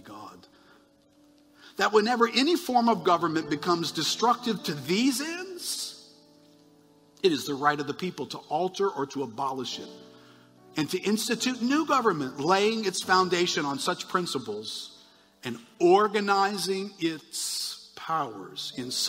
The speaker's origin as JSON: {"language": "English", "country": "United States", "said": "I'm an American"}